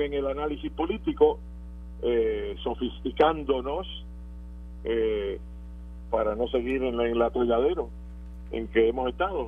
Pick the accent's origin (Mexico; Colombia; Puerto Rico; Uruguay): Puerto Rico; nosotros somos puertorriqueños que formamos parte de esa nación